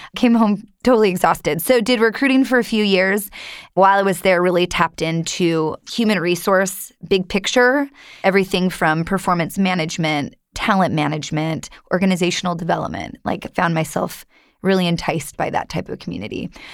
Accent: Long Beach, California, United States; I'm from Long Beach, California, so this is hometown to me

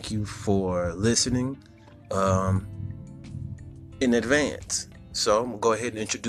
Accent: Houston, Texas, United States; I come from Houston

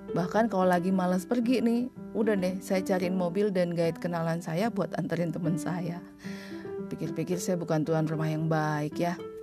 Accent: Bali, Indonesia; also born or lived in Bandung; lahir dan besar di Bali

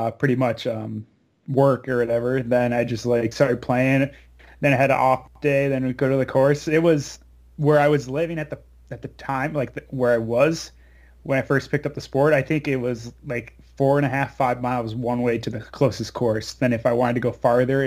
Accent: Austin, Minnesota, United States; also born or lived in San Francisco area, California; I was born in California, like right outside of like San Francisco area. Then so we hit first grade, we moved to Minnesota because that's where my mom's family was based out of too. So pretty much I grew up in Minnesota.

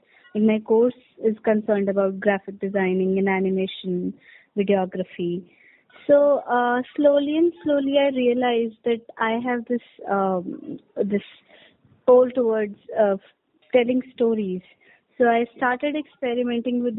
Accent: Chandigarh, India; I'm from Chandigarh.

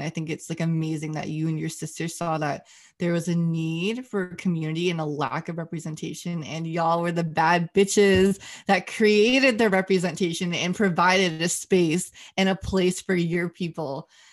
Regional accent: United States; growing up as Asian American slash Chinese American

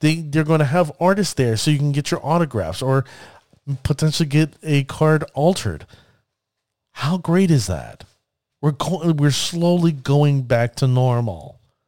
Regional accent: New Jersey, United States; I really am praying, that it ends up coming to my home state of New Jersey. I hope it comes here.

